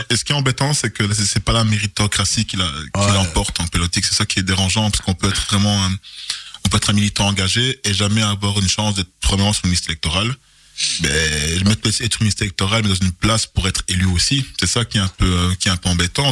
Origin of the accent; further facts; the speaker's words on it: Charleroi, Wallonia, Belgium; also born or lived in Etterbeek; je suis né à Etterbeek en, 1981 et euh, la vie a voulu que j'arrive à Charleroi en 1984. Et j'ai été recueilli par une dame formidable qui m'a élevé